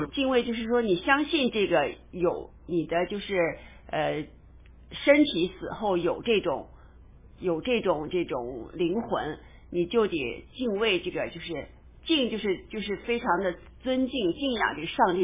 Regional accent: China; 我们中国人

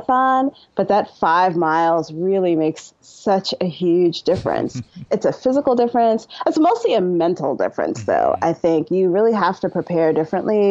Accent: New York City, New York, United States; I'm from Brooklyn, New York

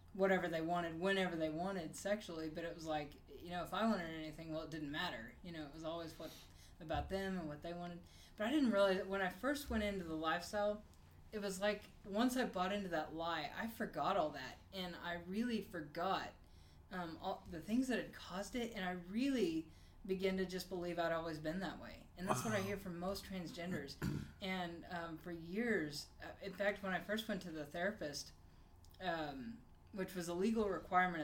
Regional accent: Bartlesville, Oklahoma, United States; I grew up in Bartlesville, Oklahoma

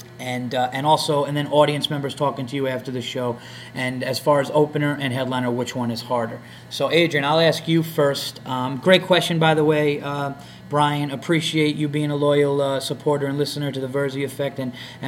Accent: the North, United States; I'm a Yankee from the North

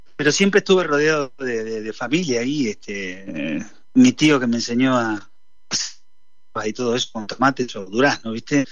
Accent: San Nicolás de los Arroyos, Buenos Aires Province, Argentina; moved away; salí de San Nicolás, primero que nací

